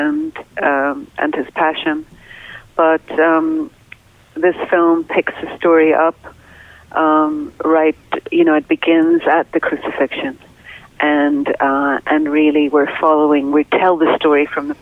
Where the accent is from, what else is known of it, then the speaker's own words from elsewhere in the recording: Northern Ireland, United Kingdom; moved away; I grew up in Northern Ireland, and during a period of time known as the Troubles over there